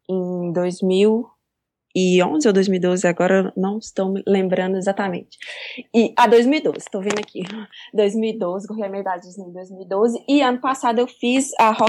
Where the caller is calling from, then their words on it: Belo Horizonte, Minas Gerais, Brazil; Eu tô falando de Belo Horizonte, Minas Gerais.